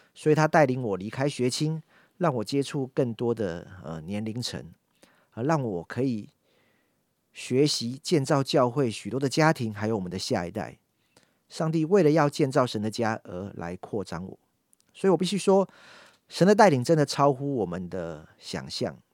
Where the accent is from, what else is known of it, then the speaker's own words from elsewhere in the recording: Yonghe, New Taipei, Taiwan; 从小就在永和礼拜堂长大， 好， 从主日学一路上来到学生牧区